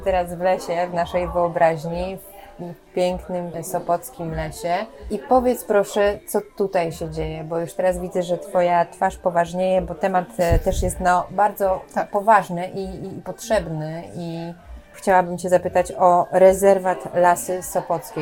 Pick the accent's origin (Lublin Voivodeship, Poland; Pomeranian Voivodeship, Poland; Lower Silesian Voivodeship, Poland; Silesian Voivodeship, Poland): Pomeranian Voivodeship, Poland; Sopot